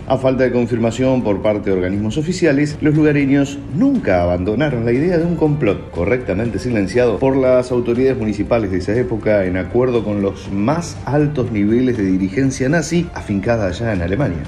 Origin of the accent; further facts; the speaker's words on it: Necochea, Buenos Aires Province, Argentina; yo no nací acá en Necochea, pero los que vivimos desde muy pequeños